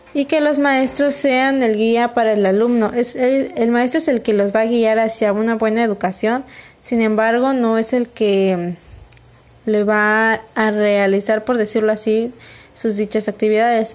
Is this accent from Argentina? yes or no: no; Mexico